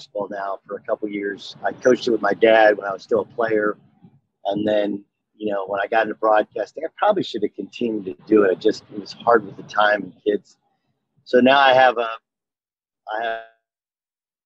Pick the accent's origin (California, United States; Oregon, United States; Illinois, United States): California, United States; Orange; I grew up in Orange, California